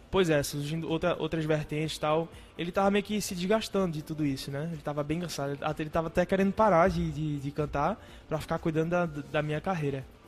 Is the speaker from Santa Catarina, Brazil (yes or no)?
no; Recife, Pernambuco, Brazil; eu nasci né, em Recife moro em Recife